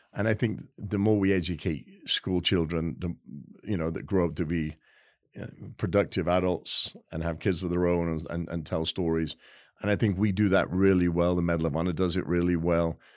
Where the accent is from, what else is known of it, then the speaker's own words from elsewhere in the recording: England, United Kingdom; now in United States; I am so proud as an English guy.